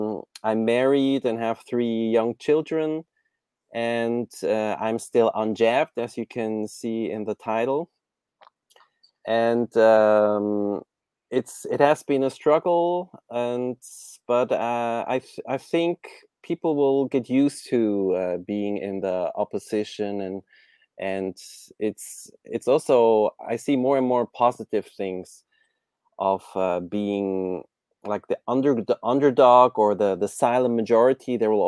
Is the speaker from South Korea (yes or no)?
no; Kyoto, Japan; I was born in Japan, in Kyoto, the old capital of Japan. And this was just normal for me to see old temples, Zen temples, and Japanese people around me.